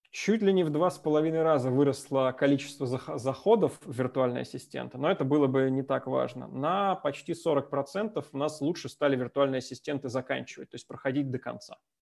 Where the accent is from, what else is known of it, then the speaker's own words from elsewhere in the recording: Moscow, Russia; moved away as an adult; now in Minsk, Belarus; я родился, вырос в Москве